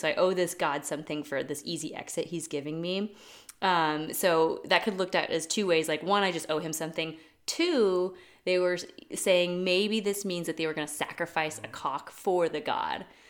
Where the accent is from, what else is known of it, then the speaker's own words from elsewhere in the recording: Colorado, United States; moved away; I grew up in Colorado